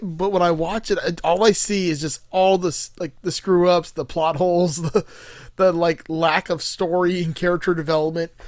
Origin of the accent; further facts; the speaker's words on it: Miami, Florida, United States; I grew up in Miami